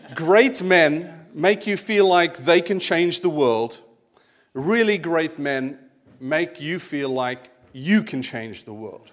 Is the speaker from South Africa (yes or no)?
yes; South Africa; moved away; I'd grown up as a kiddy in the eighties, uh, in South Africa, as my accent might give away